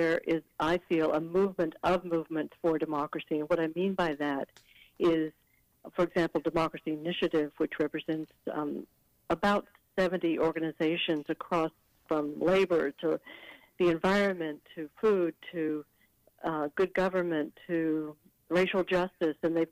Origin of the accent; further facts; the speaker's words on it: Fort Worth, Texas, United States; moved away; I'm from Texas, and I went down to Texas, my hometown of Fort Worth